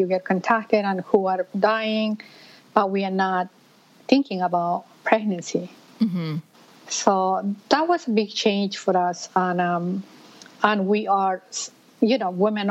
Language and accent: English; Peru; moved away as an adult; now in New York City, United States; I am originally from Peru. And in Peru, I used to be a veterinarian. And I moved to United States